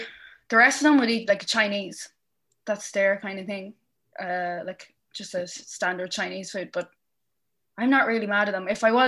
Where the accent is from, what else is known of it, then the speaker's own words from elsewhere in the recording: Casatara, County Cavan, Ireland; I'm from Casatara in Cavan, and the village. I used to play football for Ballyhays